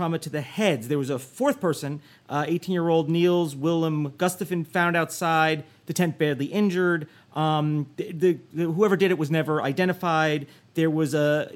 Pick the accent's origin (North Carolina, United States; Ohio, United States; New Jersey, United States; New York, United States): New Jersey, United States; New Jersey, my home state